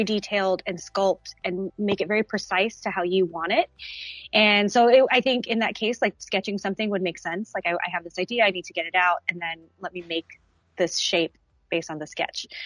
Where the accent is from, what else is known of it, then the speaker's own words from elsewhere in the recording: United States; also born or lived in Dallas, Texas; I am an American artist